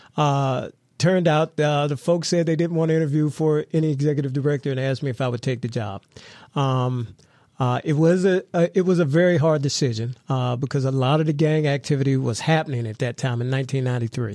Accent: McKeesport, Pennsylvania, United States; also born or lived in Washington, D.C. / Los Angeles; I'm from Mc-, McKeesport, born and raised

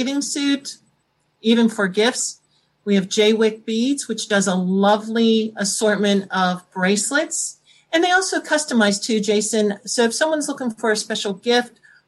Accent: North Versailles, Pennsylvania, United States; I did grow up from around here. I'm in North Versailles

